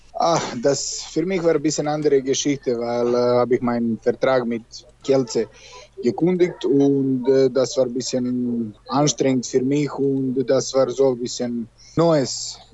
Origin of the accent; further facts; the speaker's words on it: Serbia; German is a second language; moved away as an adult; also born or lived in Germany; now in Belarus; ich komme aus Serbien